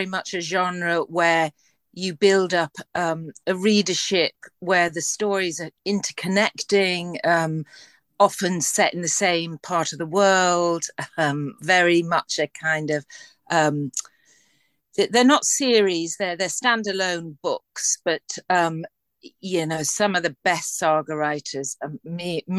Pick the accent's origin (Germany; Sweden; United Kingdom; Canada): United Kingdom; Liverpool, North West England; I'm from Liverpool